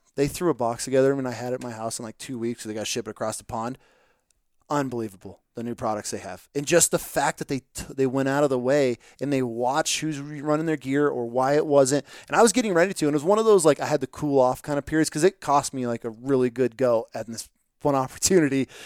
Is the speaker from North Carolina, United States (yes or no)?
no; upstate New York, United States; I'm from New, upstate New York